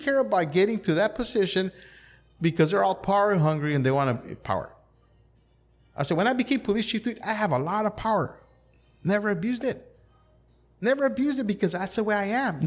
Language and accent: English; Calexico, California, United States; I was born and raised in Calexico